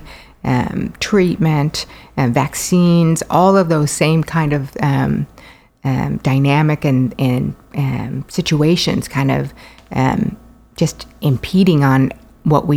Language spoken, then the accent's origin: English; Minnesota, United States; moved away as an adult; now in Denton, United States; I'm from Minnesota. You might be able to tell by my voice.